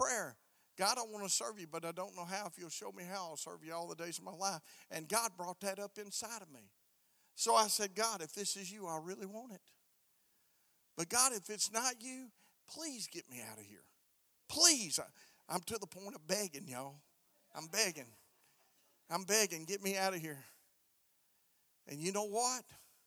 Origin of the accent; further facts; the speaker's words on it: Alabama, United States; I'm from the South, man. I'm from the South. I was from Alabama